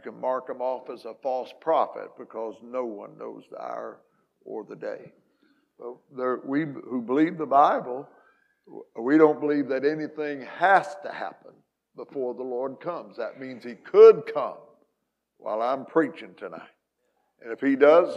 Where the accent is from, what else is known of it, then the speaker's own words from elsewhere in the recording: Hamilton County, Southern Illinois, United States; moved away; this is where I was born and raised